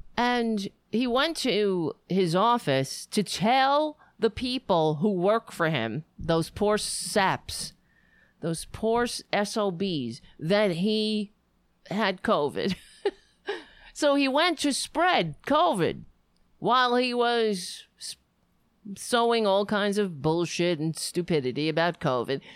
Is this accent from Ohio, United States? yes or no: no; New York, United States; I would always feel like a New Yorker. This has always been my home